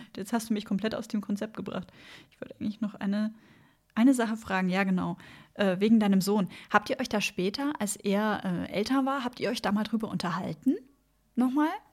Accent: Bavaria, Germany; moved away; ich komme ursprünglich aus Bayern

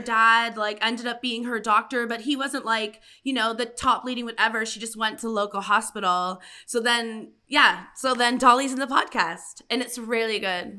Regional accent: Paris, Ontario, Canada; also born or lived in United Kingdom; now in Ottawa, Canada; I'm from Paris, Canada.

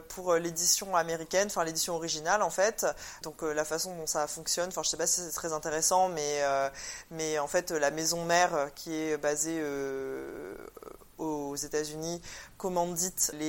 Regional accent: Réunion, France; now in Paris, France; Je suis née, j'ai grandi à la Réunion. Donc mes deux euh, familles, paternelle et maternelle, sont d'origine chinoise, réunionnaise. Et je vis à Paris.

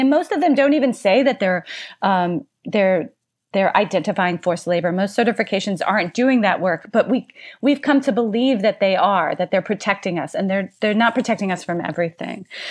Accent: Louisiana, United States; my home state of Louisiana

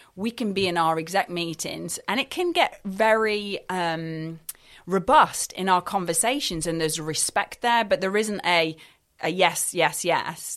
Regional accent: Scotland, United Kingdom; now in Dorset, United Kingdom; I'm not actually from Dorset. I'm from Scotland

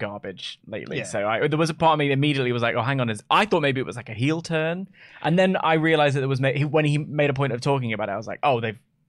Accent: England, United Kingdom; I'm 30 and from England and white.

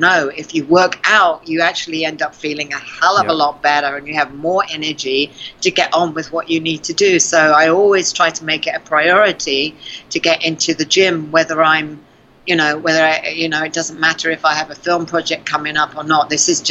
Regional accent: South Africa; accent: South African; Mostly they say South African.

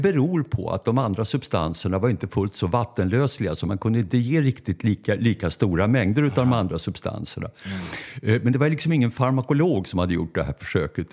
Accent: Stockholm, Stockholm County, Sweden; vi bodde först på Norrmälarstrand. Så mm. jag är stockholmare av födsel och ohejdad vana

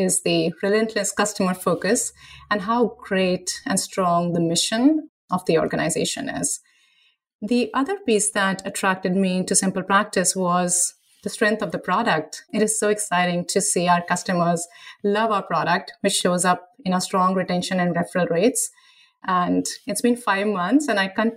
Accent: India; now in United States; growing up in India

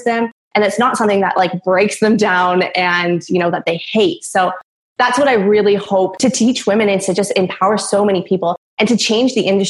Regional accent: Vancouver Island, British Columbia, Canada; moved away as an adult; now in Australia; I was living in Vancouver, Canada for about 10 years, but I'm originally from Vancouver Island. And I moved to Australia about 8 months now

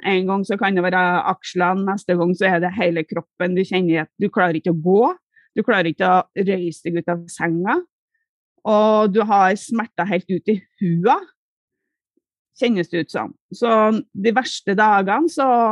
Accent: Trøndelag, Norway; Hjemme i Trøndelag

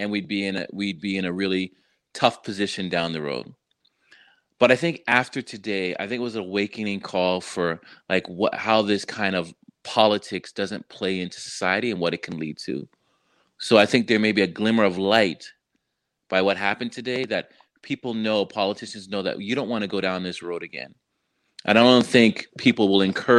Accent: Canada; now in United States; I'm Canadian, American

